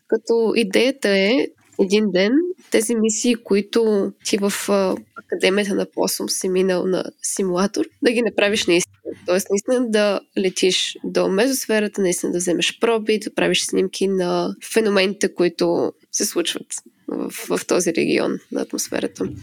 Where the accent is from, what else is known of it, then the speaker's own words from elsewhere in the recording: Smolyan, Smolyan Province, Bulgaria; moved away as an adult; now in Finland; аз съм родена и израснала в Смолан, който е така доста малък град